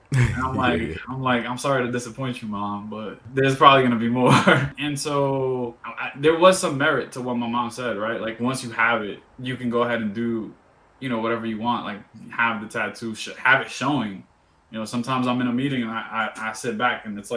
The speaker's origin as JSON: {"language": "English", "town": "New York City", "region": "New York", "country": "United States", "tie": "born or raised there", "also_born_or_lived": "Dominican Republic", "said": "I'm from New York too. I'm from East New York, 75th Precinct."}